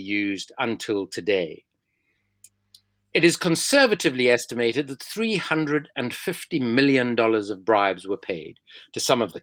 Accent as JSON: {"language": "English", "town": "Cape Town", "region": "Western Cape", "country": "South Africa", "moved": "yes", "lives_now": "London, United Kingdom", "said": "I am from Cape Town, but I am in London, which is where I live and where I'm joining you from today"}